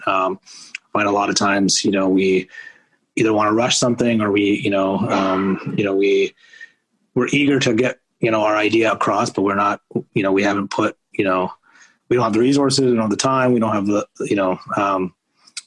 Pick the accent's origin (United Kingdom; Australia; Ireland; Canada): Canada; moved away as an adult; now in Baltimore, United States; as a Canadian